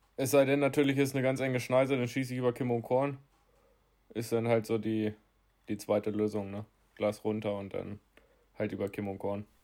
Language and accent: German; Lower Saxony, Germany; hier bei uns in Niedersachsen